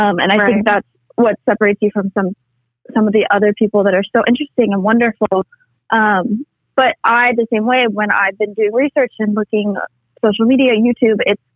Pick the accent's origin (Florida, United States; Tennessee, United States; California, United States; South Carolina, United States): Tennessee, United States; And I grew up in the South, in Tennessee, going to church, a Christian school all 13 years of my life.